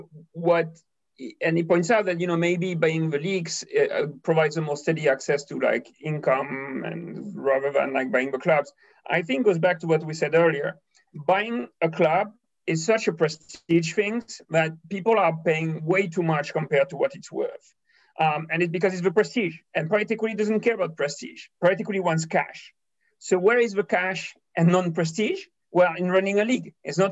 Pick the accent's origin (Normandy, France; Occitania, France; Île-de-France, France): Occitania, France; Toulouse; my hometown, Toulouse